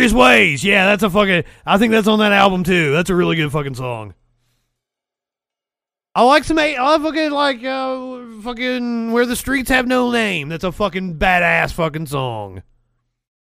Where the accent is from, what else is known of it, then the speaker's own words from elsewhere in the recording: United States; Being an American